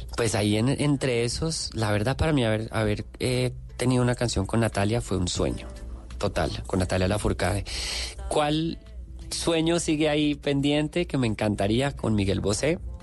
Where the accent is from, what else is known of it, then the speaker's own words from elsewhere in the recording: Bogotá, Colombia; moved away as an adult; now in Mexico; darme cuenta de quién soy como colombiano, como persona que nació en Bogotá en los 80